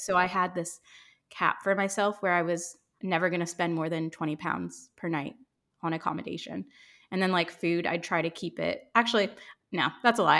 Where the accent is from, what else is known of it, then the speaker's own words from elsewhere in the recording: Ohio, United States; accent: American; moved away as an adult; also born or lived in Chicago / London; I grew up in Ohio, and then I lived in Chicago after college, and then I transferred to London with my company